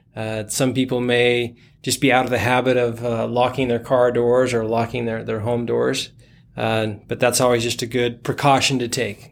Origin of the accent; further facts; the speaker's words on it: Boise, Idaho, United States; moved away as an adult; also born or lived in Orem, Utah / California; now in Springville, United States; my parents moved to Boise, Idaho, where I went through all of my schooling, graduated high school